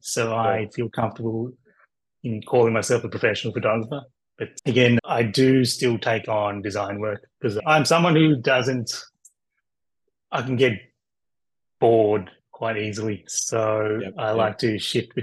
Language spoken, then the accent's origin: English; Melbourne, Victoria, Australia; I'm from Melbourne, Australia